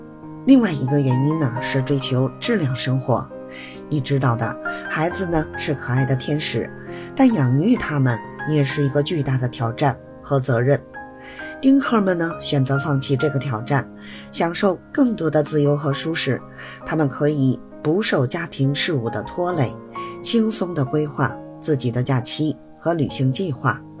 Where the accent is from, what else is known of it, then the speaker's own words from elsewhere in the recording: Beijing, China; 谢谢大家收听我的播客节目，